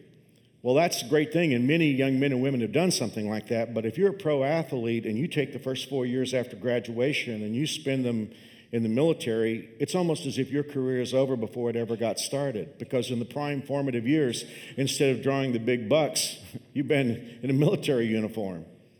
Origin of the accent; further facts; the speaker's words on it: Dallas, Texas, United States; I grew up in the Dallas-Fort Worth area.